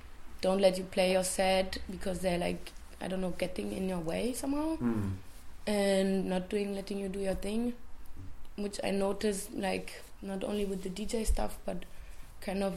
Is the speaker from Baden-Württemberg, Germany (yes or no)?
no; Berlin, Germany; from Berlin